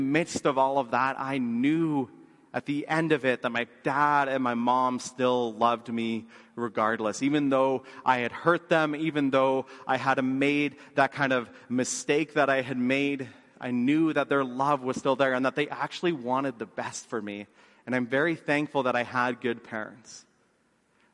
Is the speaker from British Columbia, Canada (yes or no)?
no; Lethbridge, Alberta, Canada; we grew up in Lethbridge